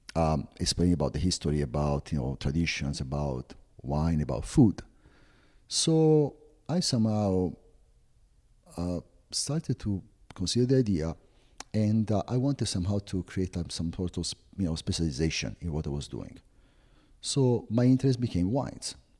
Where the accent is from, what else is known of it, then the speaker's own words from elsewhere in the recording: Florence, Tuscany, Italy; English is a second language; moved away as an adult; now in United States; I was born and raised in Florence